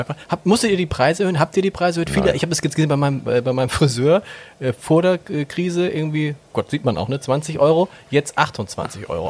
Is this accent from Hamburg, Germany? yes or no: yes; Hamburg, Germany; ich komme ja aus Hamburg